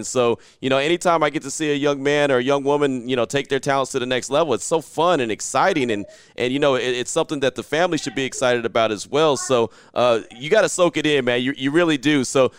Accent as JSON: {"language": "English", "region": "California", "country": "United States", "said": "I'm originally a California dude as well."}